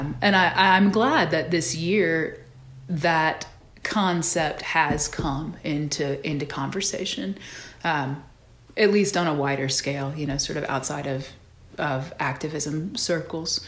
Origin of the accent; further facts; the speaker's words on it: Georgia, United States; also born or lived in San Antonio, Texas; I spent most of my young life, most of my formative years between three counties in Georgia